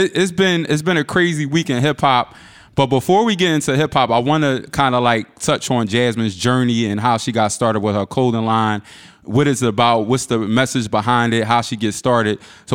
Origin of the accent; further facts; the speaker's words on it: Philadelphia, Pennsylvania, United States; growing up in Philly